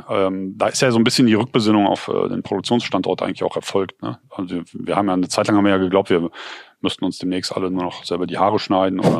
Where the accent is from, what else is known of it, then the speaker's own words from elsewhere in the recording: Cologne, North Rhine-Westphalia, Germany; Ähm, weil, naja, bei uns in Köln wird auch viel produziert, aber das Großteil sind halt Filme, ne?